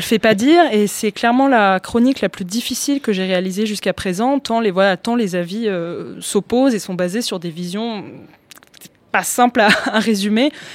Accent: Greece; now in France; moi, j'ai grandi en Grèce et j'ai jamais aussi bien parlé grec que maintenant.

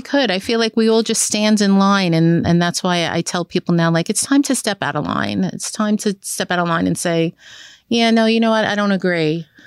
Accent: New York City, New York, United States; growing up in Brooklyn, Benton, Hartford

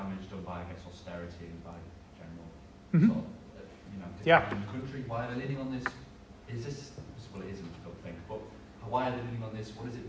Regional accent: Middlesbrough, North East England, United Kingdom; I'm from Middlesbrough, I grew up in Teesside

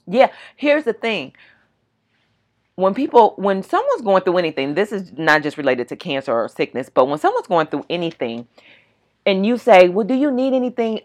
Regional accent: California, United States; moved away; We're all from California

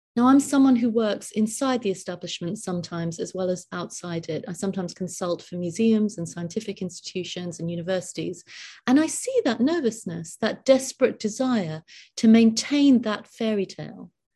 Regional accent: United Kingdom; I'm completely British

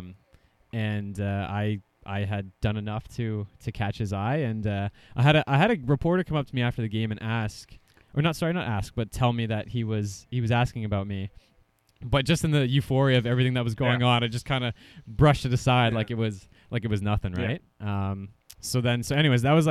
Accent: Ontario, Canada; growing up in Ontario

